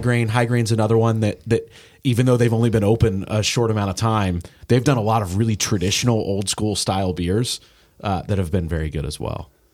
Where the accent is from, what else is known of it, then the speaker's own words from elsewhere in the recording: Indianapolis, Indiana, United States; now in Cincinnati, United States; I grew up in Indy